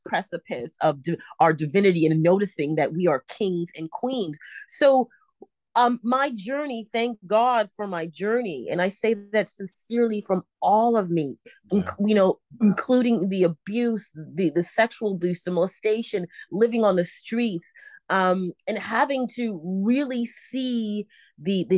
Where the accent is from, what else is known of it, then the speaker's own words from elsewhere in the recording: Toronto, Ontario, Canada; now in Vancouver, Canada; I was born and raised in Toronto, Canada